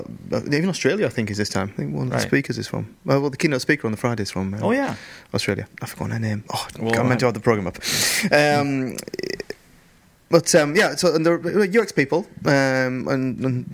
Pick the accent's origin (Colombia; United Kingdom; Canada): United Kingdom; England; now in Sweden; as an Englishman